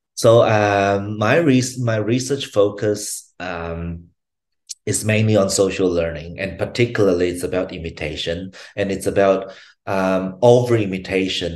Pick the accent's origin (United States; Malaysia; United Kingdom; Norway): Malaysia; moved away as an adult; now in Brisbane, Australia; I was originally from Malaysia. I came to Brisbane, Australia, to um, to uh, study psychology as an undergrad student